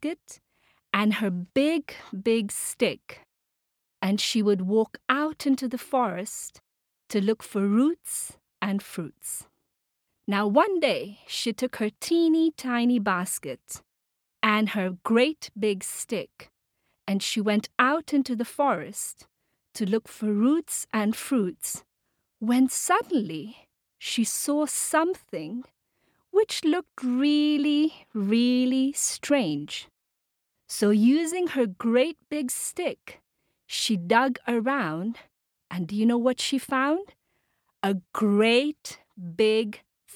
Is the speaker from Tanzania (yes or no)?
yes; Tanzania; I come from Tanzania, which is a country in East Africa